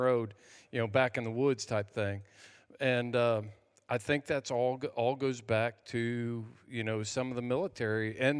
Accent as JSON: {"language": "English", "country": "United States", "said": "So by being involved in – being an American, we have allowed things like – for me, my kids, since I was a veteran, could go to any state college tuition free."}